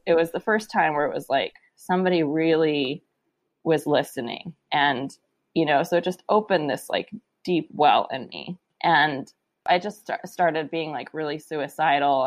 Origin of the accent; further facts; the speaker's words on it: San Francisco, California, United States; I grew up in San Francisco